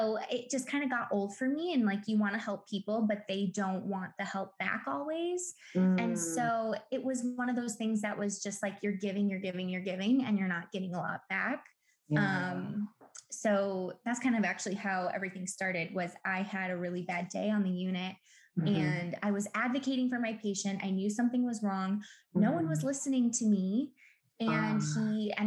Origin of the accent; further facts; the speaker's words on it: Milwaukee, Wisconsin, United States; I'm born and raised in Milwaukee.